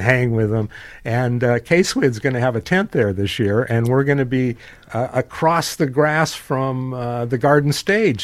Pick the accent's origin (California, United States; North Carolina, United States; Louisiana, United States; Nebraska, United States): California, United States; Carmel; And that was my hometown, Carmel